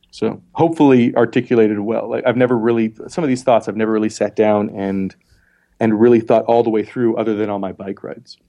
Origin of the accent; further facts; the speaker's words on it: Montana, United States; also born or lived in Philadelphia; now in South Dakota, United States; I was born in Montana